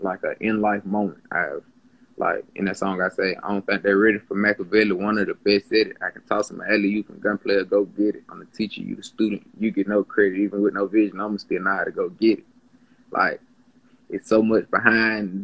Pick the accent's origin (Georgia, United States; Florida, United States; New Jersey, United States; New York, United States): Georgia, United States; Atlanta; I grew up in Atlanta, so I have experienced a lot